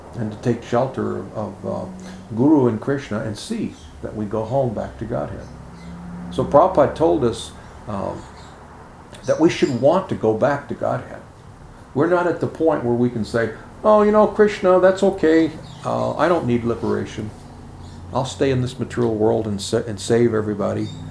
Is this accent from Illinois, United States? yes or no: yes; Chicago, Illinois, United States; when I was a kid growing up in Chicago